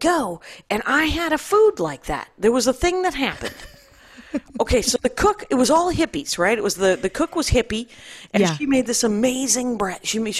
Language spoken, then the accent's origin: English; Wisconsin, United States; I am from Wisconsin.